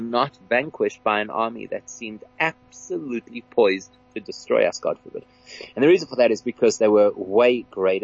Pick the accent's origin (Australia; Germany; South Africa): South Africa; as a South African Jewish community